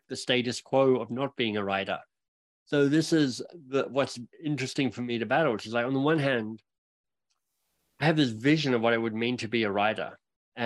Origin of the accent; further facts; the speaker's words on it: Australia; now in Canada; as an Australian arriving in Canada